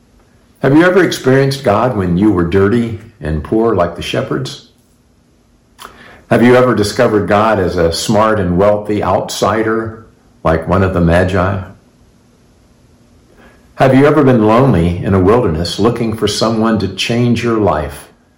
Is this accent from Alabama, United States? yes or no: yes; Montgomery, Alabama, United States; born there; I was born in Montgomery, Alabama, about 2 weeks and 9 months after my father returned from World War II.